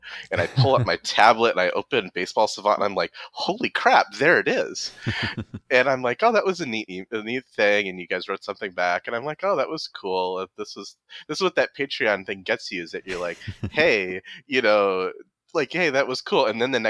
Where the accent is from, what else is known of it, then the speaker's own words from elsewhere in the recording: Michigan, United States; now in Nebraska, United States; I live in Nebraska. I'm originally from Michigan.